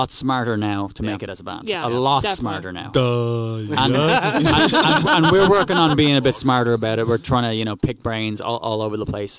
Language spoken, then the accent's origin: English; Ireland